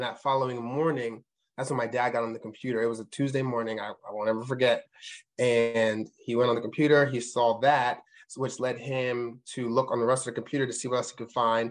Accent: Allentown, Pennsylvania, United States; I'm from Allentown, Pennsylvania

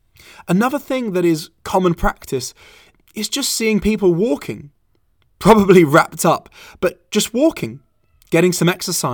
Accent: London, United Kingdom; also born or lived in Valencia; now in Hamburg, Delaware, United States; Trust me, I was born and raised in London. I also lived in Valencia, Spain for 5 years

